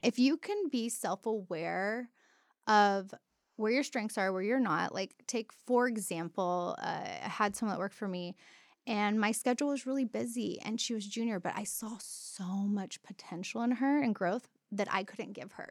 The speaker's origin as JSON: {"language": "English", "town": "Dallas", "region": "Texas", "country": "United States", "tie": "born or raised there", "also_born_or_lived": "Denton, Texas", "lives_now": "Austin, United States", "said": "grew up in, like, Dal-, North Texas, like, Dallas area, went to school in Denton."}